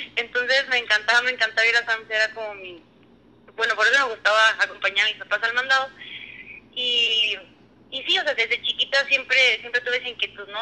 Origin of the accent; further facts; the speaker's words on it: Durango, Mexico; moved away as an adult; also born or lived in León; now in Aguascalientes, Mexico; soy de Durango, eh, tengo 28 años.